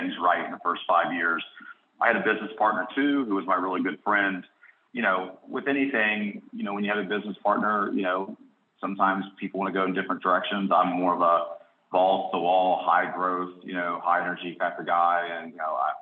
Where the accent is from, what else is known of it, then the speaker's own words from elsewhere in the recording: Cincinnati, Ohio, United States; moved away as an adult; now in Charlotte, United States; I grew up in Cincinnati, Ohio area